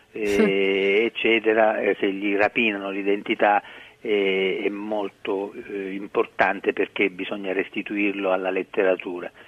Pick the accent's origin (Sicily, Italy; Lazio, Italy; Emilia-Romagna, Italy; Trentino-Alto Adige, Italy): Sicily, Italy; sono siciliano eh, perché sono nato in Sicilia